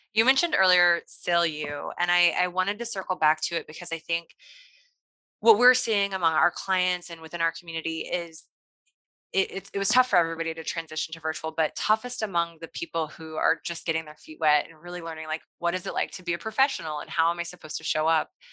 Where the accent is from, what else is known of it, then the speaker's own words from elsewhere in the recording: Kansas City, Missouri, United States; Kansas City is my hometown